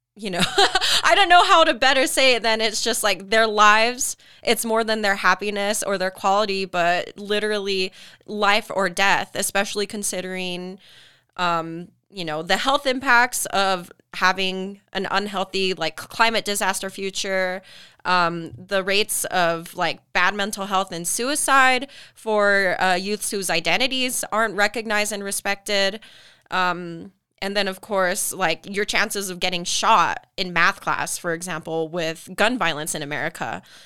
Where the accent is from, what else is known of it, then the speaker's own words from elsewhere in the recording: Tooele, Utah, United States; I grew up in Tula, I've been born in Utah